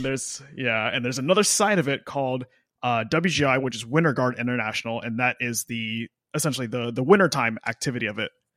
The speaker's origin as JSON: {"language": "English", "town": "Austin", "region": "Texas", "country": "United States", "tie": "born or raised there", "also_born_or_lived": "Nashville, Tennessee / Los Angeles, California", "moved": "yes", "said": "I grew up in Austin, Texas, and then I moved to Nashville."}